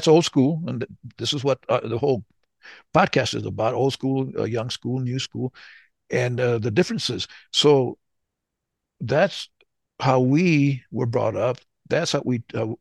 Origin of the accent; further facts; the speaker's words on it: Southern New Mexico, United States; moved away; also born or lived in the South / California; I'm from Southern New Mexico. So we were brought up in the Southern way